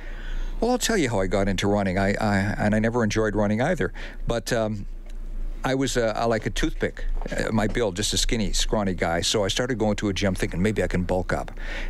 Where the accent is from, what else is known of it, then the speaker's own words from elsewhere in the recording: Saskatchewan, Canada; When I first came to town, I came here from Saskatchewan. And, of course, if you come here from Saskatchewan and you renounce the Rough Riders, you can't go back east again.